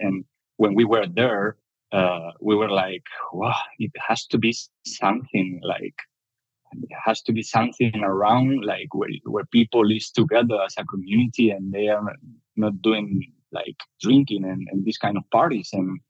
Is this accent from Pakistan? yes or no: no; Spain; I'm from Spain, but I've been my whole life like traveling. My parents were traveling a lot through Spain because my dad was a builder.